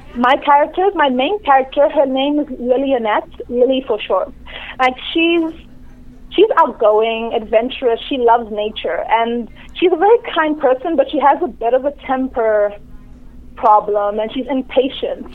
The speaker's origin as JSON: {"language": "English", "town": "Durban", "region": "KwaZulu-Natal", "country": "South Africa", "tie": "born or raised there", "also_born_or_lived": "Nigeria", "moved": "as an adult", "lives_now": "Toronto, Canada", "said": "I grew up in South Africa"}